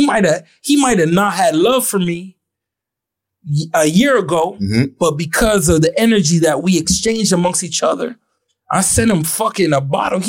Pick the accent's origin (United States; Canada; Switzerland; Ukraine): Canada; Ottawa, Ontario; I felt like I was the exception to the rule. I was from Ottawa.